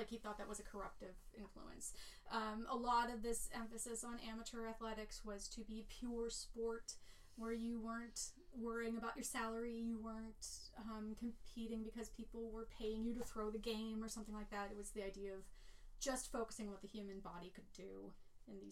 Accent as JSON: {"language": "English", "town": "Latrobe", "region": "Pennsylvania", "country": "United States", "tie": "born or raised there", "said": "Latrobe, Pennsylvania, my hometown"}